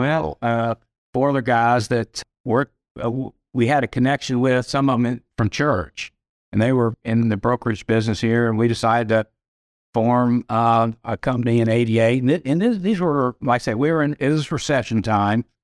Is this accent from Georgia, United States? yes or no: yes; Atlanta, Georgia, United States; I grew up here in Atlanta.